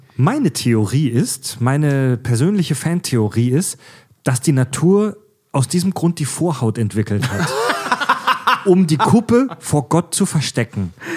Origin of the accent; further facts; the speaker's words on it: Swabia, Baden-Württemberg, Germany; ich komme ja aus dem Schwabeländle, aus dem äh, äh, baden-württembergischen Raum, Südwestdeutschland